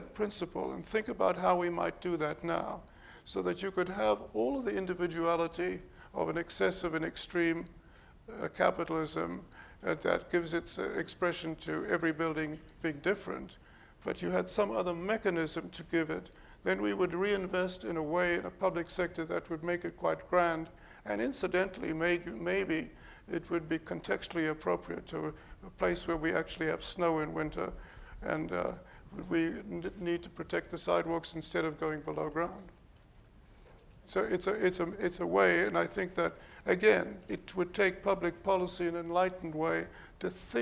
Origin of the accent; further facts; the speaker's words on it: South Africa; now in Toronto, Canada; the city I grew up with in South Africa